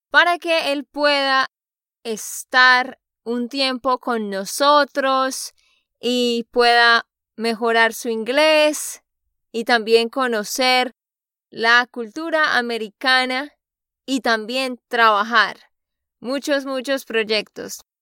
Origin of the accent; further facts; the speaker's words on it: Santander, Colombia; now in United States; de Santander, Colombia.